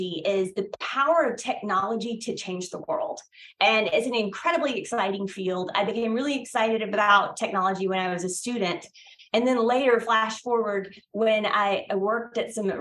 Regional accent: Brunswick, Georgia, United States; I am from Brunswick, Georgia. And I don't know if any of the listeners have been to Brunswick, Georgia, but it is small. I'm a native Georgian

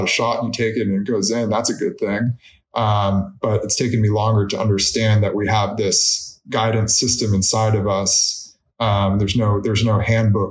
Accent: Orinda, California, United States; I had the dream of being a Cal water polo player growing up in Arinda

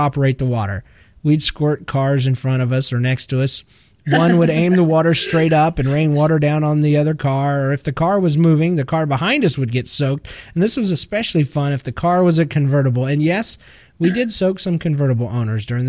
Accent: Georgia, United States; I'm from Georgia.

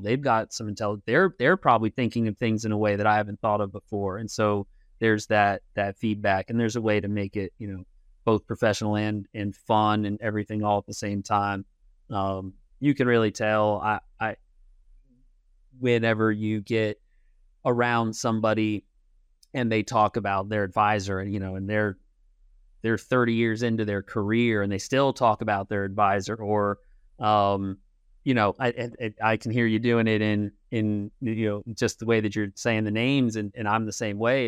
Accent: Kansas City, Missouri, United States; also born or lived in Manhattan, Kansas / Pennsylvania; I was born in Manhattan.

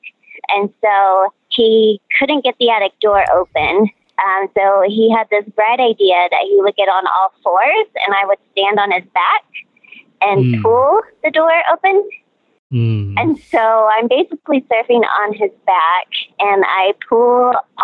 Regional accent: Northeast Oklahoma, United States; also born or lived in Joplin, Missouri / Houston, Texas; now in Salt Lake City, United States; I grew up in Northeast Oklahoma

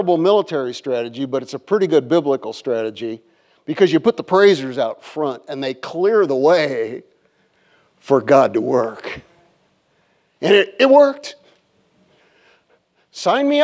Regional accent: Iowa, United States; moved away as an adult; I grew up in Iowa and lakes freeze there

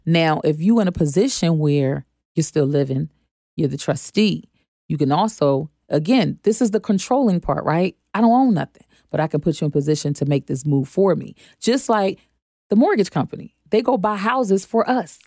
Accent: Philadelphia, Pennsylvania, United States; now in Charlotte, United States; I'm from Philadelphia. Um, now I'm living in Charlotte

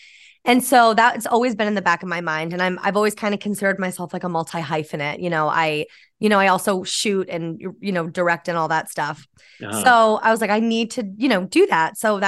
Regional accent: New York, United States; moved away as an adult; now in New York City, United States; Yeah, I'm from New York. Yeah. Born and raised upstate New York near Albany. And then, I moved down to the city, you know, to be an actor and do all that.

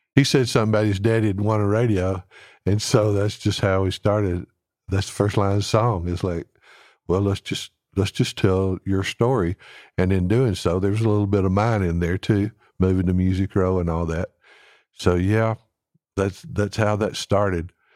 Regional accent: Alabama, United States; now in Nashville, United States; I'm from Alabama.

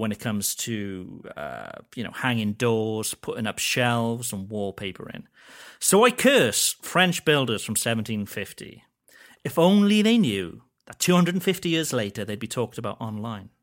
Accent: Wales, United Kingdom; I'm Welsh and we get a lot of sheep jokes in Wales

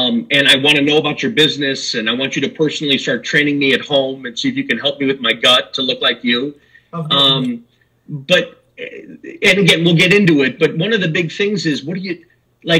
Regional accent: Chicago, Illinois, United States; I'm from the U.S., I'm from Chicago

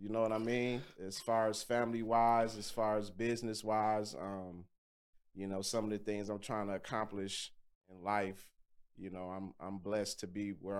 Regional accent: Kankakee, Illinois, United States; See, I grew up in Kankakee, Illinois, so that's right outside of Chicago.

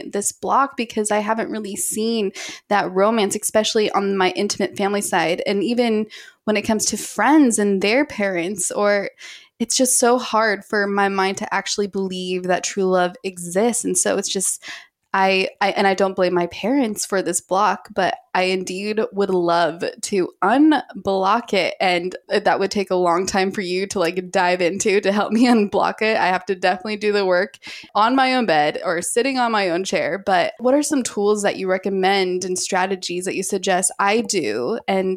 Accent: Utah, United States; I come from Utah

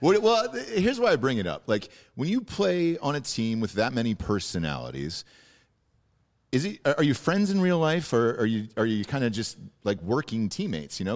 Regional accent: Georgia, United States; moved away; I'm from Georgia originally

